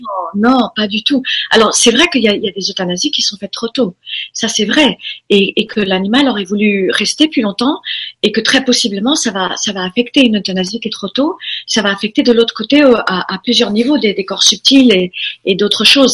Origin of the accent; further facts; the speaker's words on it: Formentera, Balearic Islands, Spain; also born or lived in United States; je suis élevée dans à Formentera à partir de l'âge de 4 ans. On a quitté les États-Unis, on est venu euh, en Europe